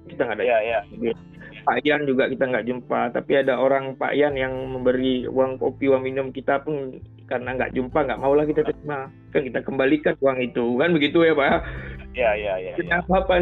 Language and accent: Indonesian; Banda Aceh, Aceh, Indonesia; Saya dari Banda Aceh, Pak